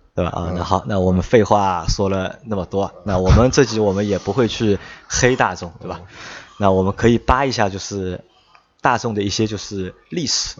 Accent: Shanghai, China; 我们三个都是土生土长的上海人

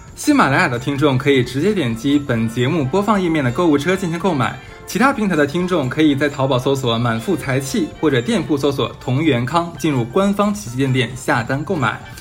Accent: Northeast China, China; 咱们东北那边其实没有说蘸东西

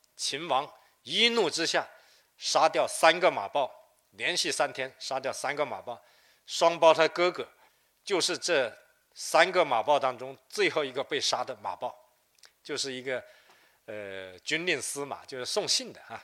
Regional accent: Wuhua, Guangdong, China; 广东五华也是我的家乡。因此，我们家乡人对这块土地非常热爱

